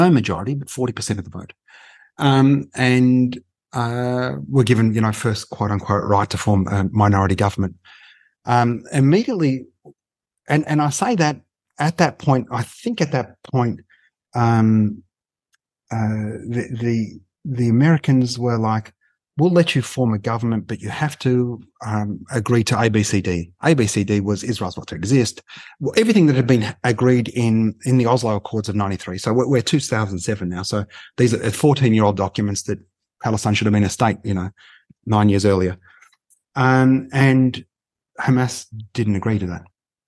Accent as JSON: {"language": "English", "town": "Melbourne", "region": "Victoria", "country": "Australia", "tie": "born or raised there", "said": "we're Australian born"}